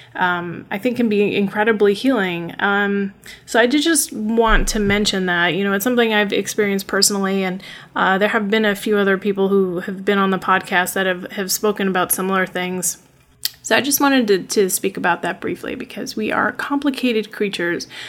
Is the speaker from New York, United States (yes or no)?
yes; upstate New York, United States; also born or lived in Brooklyn, New York; I don't have an accent though because I grew up in upstate New York in a very small town